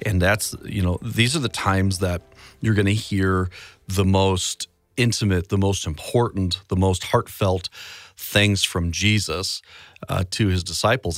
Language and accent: English; Chicago, Illinois, United States; my hometown of Chicago